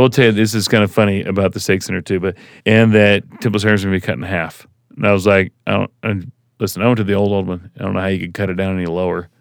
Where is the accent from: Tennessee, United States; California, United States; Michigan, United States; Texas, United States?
Tennessee, United States; now in Suncrest, United States; I grew up in Tennessee